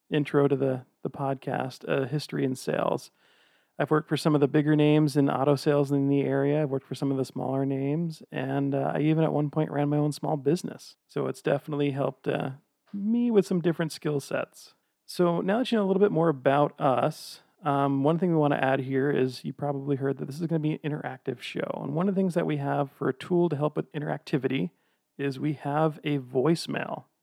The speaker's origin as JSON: {"language": "English", "town": "Old Lyme", "region": "Connecticut", "country": "United States", "lives_now": "Salt Lake City, United States", "said": "even though I currently reside in and own a house in Salt Lake City, Utah, I am from a little town called Old Lyme, Connecticut."}